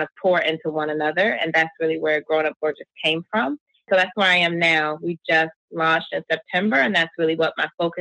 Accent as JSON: {"language": "English", "region": "New Jersey", "country": "United States", "said": "We're from South Jersey."}